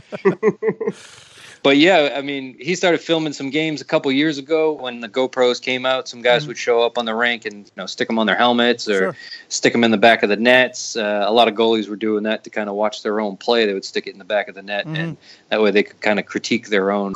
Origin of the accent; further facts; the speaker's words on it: Lowell, Massachusetts, United States; moved away as an adult; now in Raleigh, United States; I'm from Lowell, Massachusetts